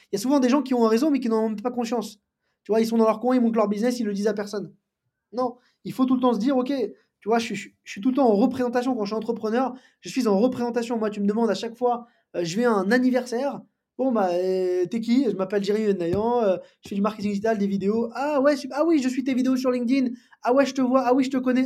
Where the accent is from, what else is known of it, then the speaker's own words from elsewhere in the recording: Paris, Île-de-France, France; je, suis parisien, né à Paris, j'ai grandi à Paris